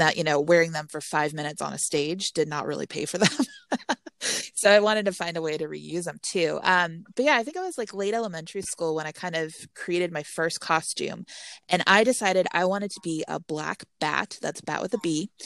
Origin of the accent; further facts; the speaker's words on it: Texas, United States; I'm from Texas